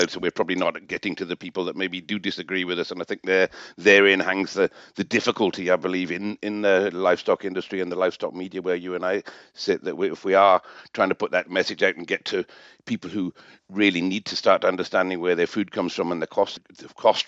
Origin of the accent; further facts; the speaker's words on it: England, United Kingdom; accent: BBC accent; me being an Englishman